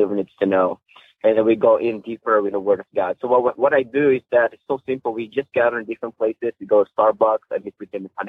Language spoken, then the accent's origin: English; Philippines; moved away as an adult; now in United States; I grew up in the Philippines. I'm a Filipino